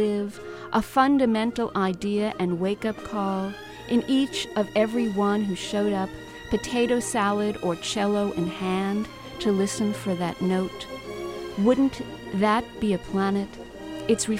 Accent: New York City, New York, United States; I lived in the Bronx. I was born here and raised here

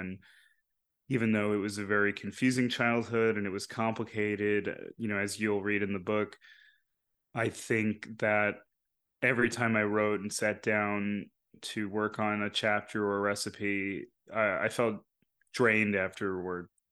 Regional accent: New York, United States; a lot of the people I grew up around in New York

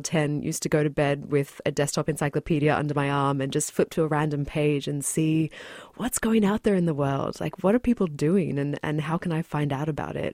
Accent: Australia; moved away as an adult; also born or lived in New Zealand; now in New York, United States; I've lived in New York for, mm, seven years, but I was born in New Zealand and then grew up in Australia.

